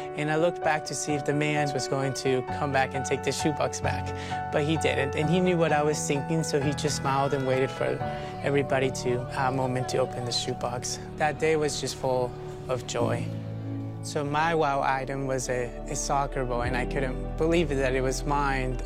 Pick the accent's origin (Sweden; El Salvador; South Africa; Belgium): El Salvador; moved away; I'm from El Salvador. I actually don't know much about my own country uh, because I was in an orphanage in the middle of nowhere, and that's where I grew up.